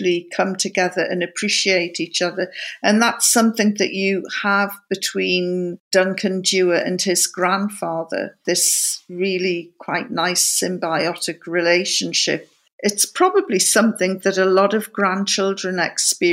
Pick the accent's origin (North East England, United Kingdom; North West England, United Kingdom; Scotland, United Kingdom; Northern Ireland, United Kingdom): North East England, United Kingdom; County Durham; I come from County Durham